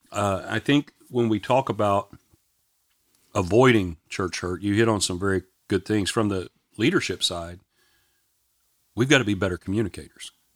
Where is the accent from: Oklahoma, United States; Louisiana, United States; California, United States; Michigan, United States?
Louisiana, United States; Shreveport; I grew up in Shreveport, Louisiana